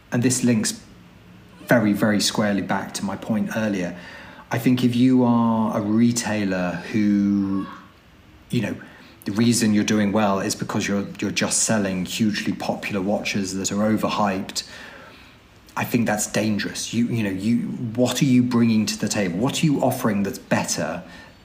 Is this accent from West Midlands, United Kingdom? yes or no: no; London, United Kingdom; moved away; I'm a Londoner born and bred. I don't live in London now, but I grew up in London